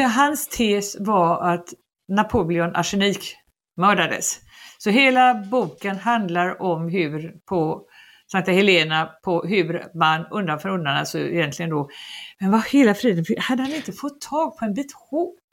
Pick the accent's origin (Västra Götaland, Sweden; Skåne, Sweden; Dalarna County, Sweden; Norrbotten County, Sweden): Västra Götaland, Sweden; Gothenburg; moved away as an adult; also born or lived in Paris; som den göteborgare jag var